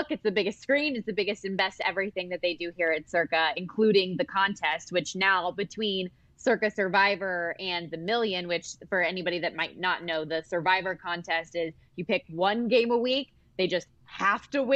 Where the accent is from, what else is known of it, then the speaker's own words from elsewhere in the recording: Las Vegas, Nevada, United States; I was born and raised here in Las Vegas.